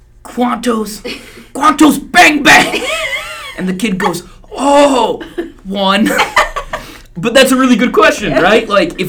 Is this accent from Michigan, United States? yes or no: no; Indiana, United States; moved away; I'm from Indiana. The town I'm from out there